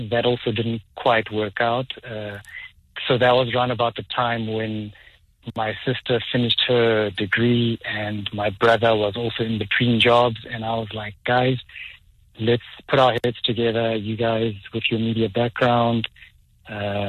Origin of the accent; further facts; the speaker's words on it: Soweto, Gauteng, South Africa; I was born and raised in Soweto.